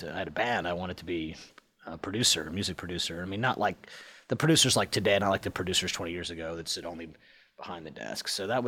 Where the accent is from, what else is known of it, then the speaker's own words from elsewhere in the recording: Cincinnati, Ohio, United States; Cincinnati, Ohio. The internet thinks I'm from Phoenix or something.